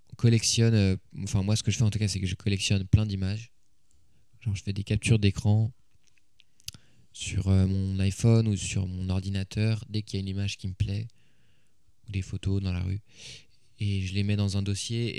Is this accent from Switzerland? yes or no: no; Paris, Île-de-France, France; j'ai grandi à Paris